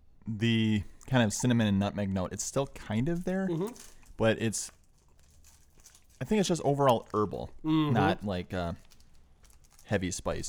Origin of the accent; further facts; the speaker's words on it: Midwest, United States; I am from the Midwest